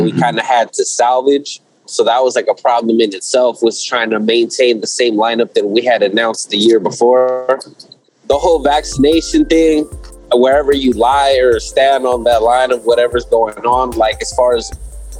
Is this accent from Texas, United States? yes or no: no; Ontario, California, United States; my hometown